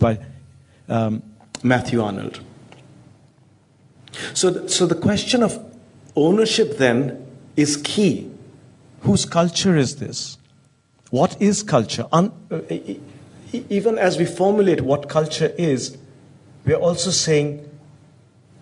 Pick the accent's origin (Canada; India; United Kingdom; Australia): India; As an Indian